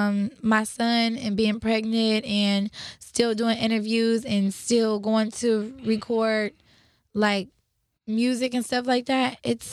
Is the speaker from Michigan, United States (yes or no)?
yes; Michigan, United States; Cause you know, I'm from Michigan.